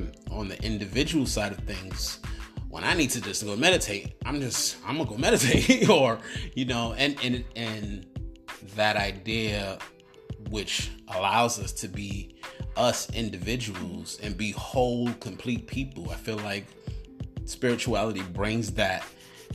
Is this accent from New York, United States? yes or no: yes; New York City, New York, United States; I'm a dude from the hood. I'm from New York City